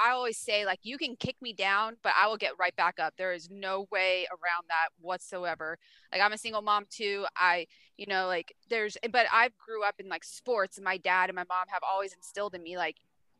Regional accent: East Coast, United States; moved away; also born or lived in McKinney, Texas; I'm from the East Coast. I'm very old school. I was raised old school

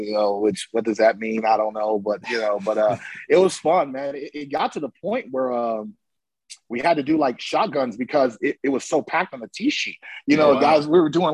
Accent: Oakland, California, United States; moved away as an adult; now in Scottsdale, United States; I'm from Oakland

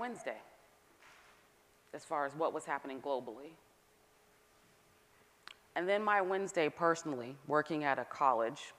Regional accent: Northern California, United States; also born or lived in Atlanta, Georgia; now in Massachusetts, United States; I'm from Northern California

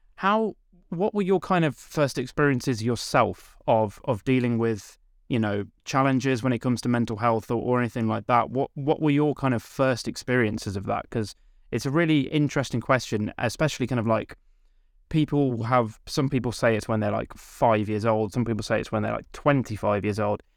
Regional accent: Stratford-upon-Avon, West Midlands, United Kingdom; I'm from Stratford upon Avon in Warwickshire

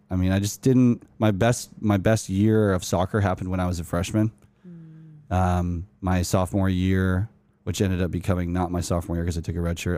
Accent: Utah, United States; moved away as an adult; also born or lived in Los Angeles, California; Growing up in Utah

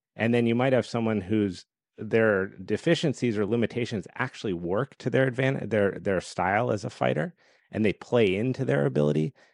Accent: Colorado, United States; my whole background was competitive skiing growing up in Colorado

